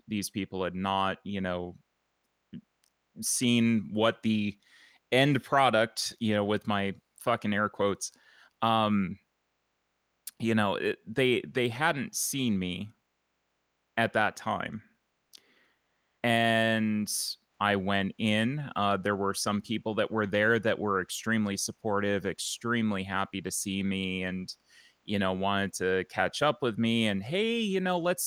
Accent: Buffalo, New York, United States; moved away; also born or lived in Fayetteville, North Carolina / Gadsden, Alabama; growing up in Buffalo, New York

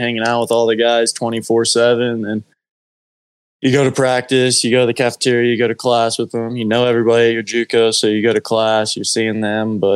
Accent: Piedmont, Oklahoma, United States; I'm from Piedmont, so kind of knew a lot of people around the Edmond area

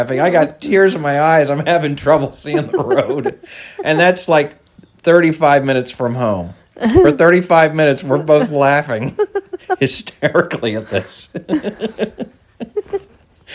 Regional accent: Follansbee, West Virginia, United States; where I grew up in Fallensbee, West Virginia

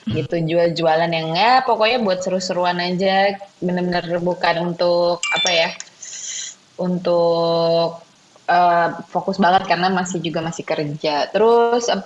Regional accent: Jakarta, Indonesia; Ya pokoknya dari kecil sampai gede gue di Jakarta cuma pernah ke beberapa kota ya udah terus salah satunya pernah ke Australia

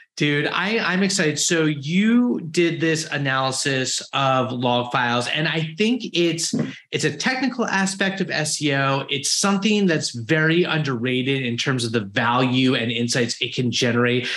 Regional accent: United States; I'm American

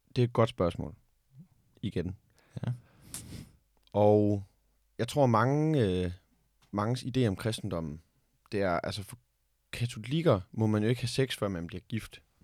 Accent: Denmark; vi som danskere

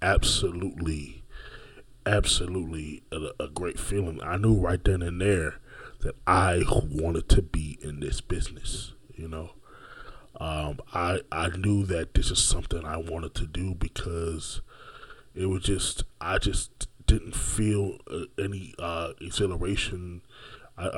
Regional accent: Orlando, Florida, United States; also born or lived in Brooklyn, New York; I am originally from Brooklyn, New York, but have been raised my entire life, pretty much, after the age of 7, in the city beautiful Orlando, Florida.

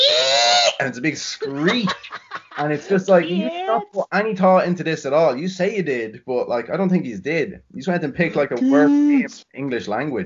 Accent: Drogheda, Leinster, Ireland; also born or lived in Alabama, United States; I am from Drogheda in Ireland.

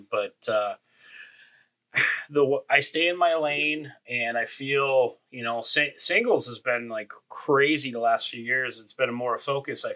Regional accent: Marinette, Wisconsin, United States; kid growing up in Marinette, Wisconsin

